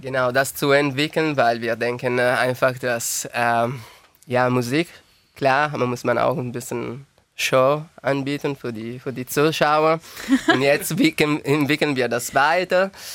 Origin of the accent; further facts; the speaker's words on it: Turin, Piedmont, Italy; German is a second language; moved away as an adult; now in Tübingen, Germany; ich komme aus Turin und die Firma, wo ich gearbeitet habe, hat mir geschickt